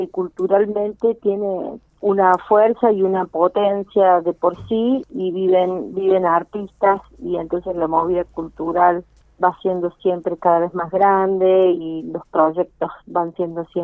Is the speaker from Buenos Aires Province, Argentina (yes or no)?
no; Cruz del Eje, Córdoba, Argentina; now in Unquillo, Argentina; Yo no nací acá en Unquillo, pero vivo en Unquillo hace ya más de 10 años. ¿Dónde naciste vos? Eh, en Cruz del Eje.